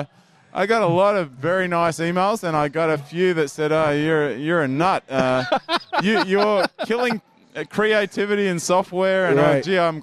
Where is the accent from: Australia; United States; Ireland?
Australia; I'm an Aussie.